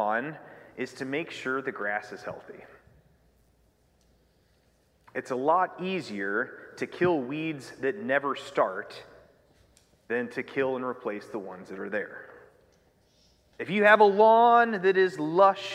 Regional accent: United States; I grew up in Union County

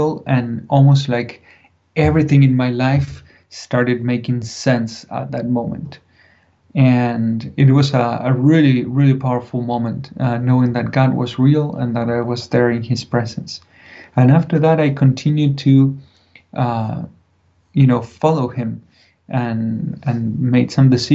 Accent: Buenos Aires, Argentina; moved away; I grew up in Buenos Aires, big city, 6 million people just in the city.

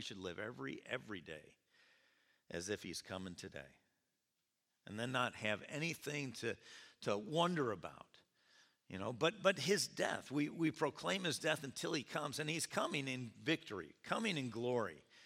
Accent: Rome, New York, United States; also born or lived in California; come home to Rome to, uh, visit my parents

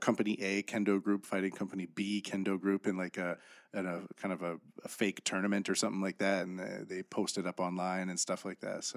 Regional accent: Canada; I'm from Canada, and I grew up in the, in the sticks

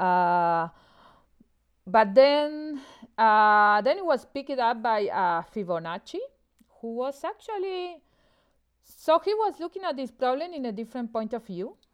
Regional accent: Buenos Aires, Argentina; moved away as an adult; also born or lived in Austin, Texas, United States; now in Montreal, Canada; I'm originally from Argentina. I grew up in Buenos Aires

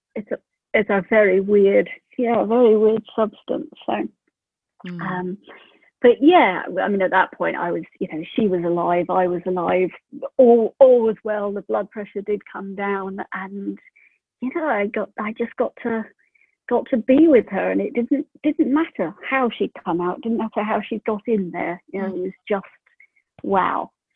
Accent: United Kingdom; moved away as an adult; also born or lived in Prague; now in New Zealand; I'm from the UK

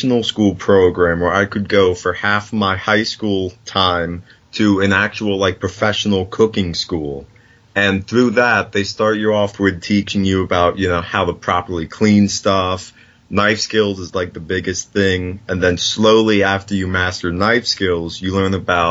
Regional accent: Jackson, New Jersey, United States; I'm from Jackson, New Jersey.

